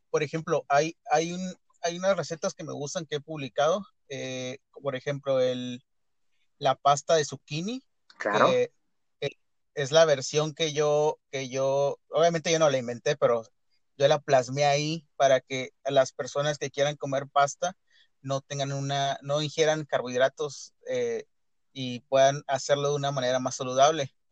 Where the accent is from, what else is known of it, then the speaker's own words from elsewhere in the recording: Tijuana, Baja California, Mexico; este, soy de Tijuana, toda mi vida he vivido aquí.